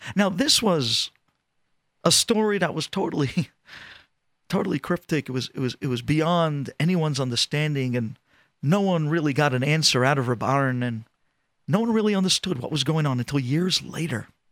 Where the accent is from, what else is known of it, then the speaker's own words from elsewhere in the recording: New York, United States; I'm from the United States. I'm actually from New York